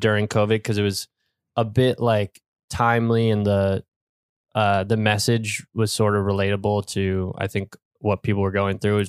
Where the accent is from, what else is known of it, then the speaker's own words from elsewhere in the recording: Warwick, New York, United States; I grew up in Warwick, New York, which is a pretty, like, rural area in upstate New York